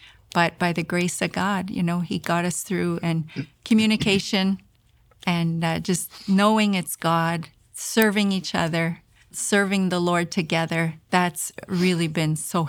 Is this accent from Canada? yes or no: yes; Canada; Because as a Canadian, I had never experienced anything like that before.